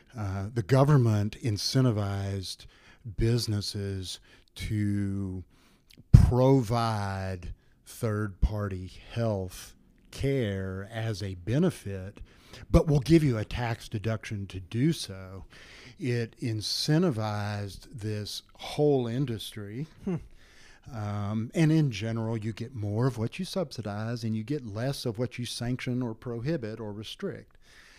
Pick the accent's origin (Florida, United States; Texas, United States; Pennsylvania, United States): Texas, United States; San Angelo; born there; When I was born in 1957 in San Angelo, Texas, my parents paid cash to the hospital and to the obstetrician for my delivery.